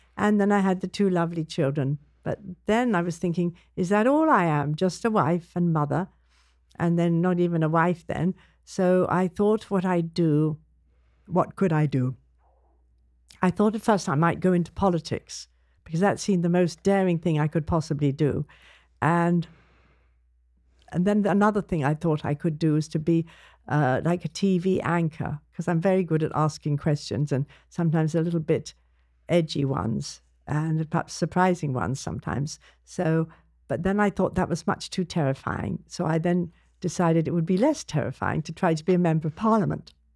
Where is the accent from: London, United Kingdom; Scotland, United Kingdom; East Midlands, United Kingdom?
London, United Kingdom; I grew up in London